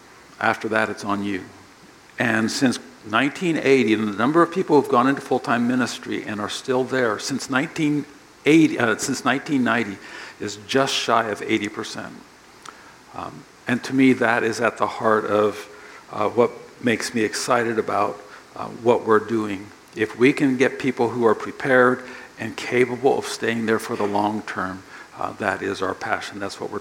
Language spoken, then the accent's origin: English; Japan; born there; I grew up on the mission field. My parents are missionaries. I was born in Japan.